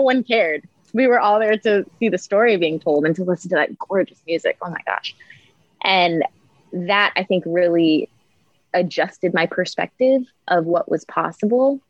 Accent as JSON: {"language": "English", "region": "Maryland", "country": "United States", "also_born_or_lived": "New York", "moved": "as an adult", "lives_now": "North Hollywood, United States", "said": "I went home to Maryland. I'm from Maryland"}